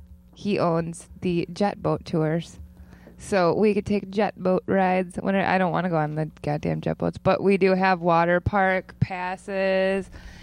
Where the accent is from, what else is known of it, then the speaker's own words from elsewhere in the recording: Janesville, Wisconsin, United States; also born or lived in Savannah, Georgia; I'm from Janesville, Wisconsin.